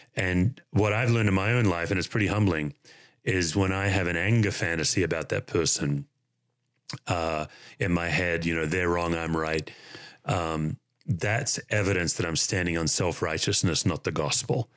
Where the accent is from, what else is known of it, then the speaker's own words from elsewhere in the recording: Australia; moved away as an adult; now in United States; as an Australian